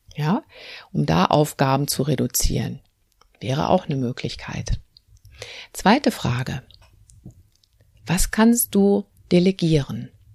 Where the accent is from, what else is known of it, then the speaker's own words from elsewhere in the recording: North Rhine-Westphalia, Germany; Bei uns in Nordrhein-Westfalen